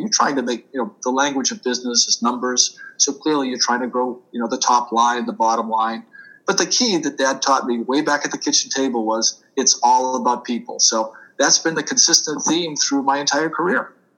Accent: Boston, Massachusetts, United States; accent: Boston; moved away as an adult; also born or lived in Washington, D.C.; now in New Jersey, United States; I'm a native Bostonian, so you will hear me park my car every once in a while. I do tend to lose my R's, so I will tell your audience, yes, you're hearing a Boston accent. Uh, born and bred in Boston

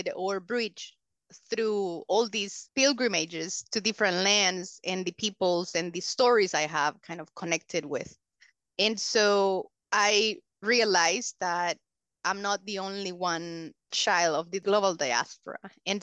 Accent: El Salvador; English is a second language; also born or lived in Honduras / Michigan; So I was born in the other side of the mountains side. But I was raised here in El Salvador

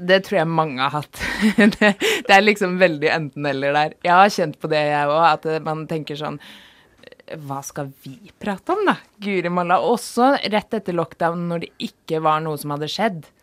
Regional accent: Oslo, Norway; moved away as an adult; now in Volda, Norway; jeg kom fra et studie hjemme i Oslo

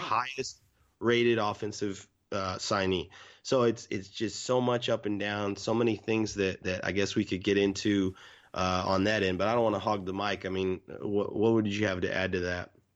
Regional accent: Irving, Texas, United States; I grew up in Irving

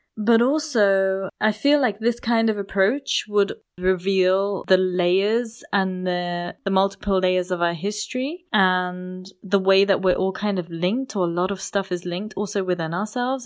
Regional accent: United Kingdom; I was born in the U K, because my parents were born in a British colony

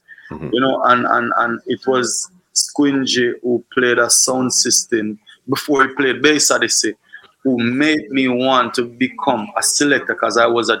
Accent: Trelawny Parish, Jamaica; It was always fun, and it's still fun, and it's rough, but mostly fun because we always got beach and we have river in the community.

